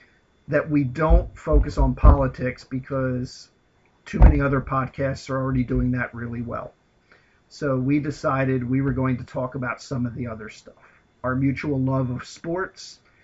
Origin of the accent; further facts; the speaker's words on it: United States; I'm the American …, the older …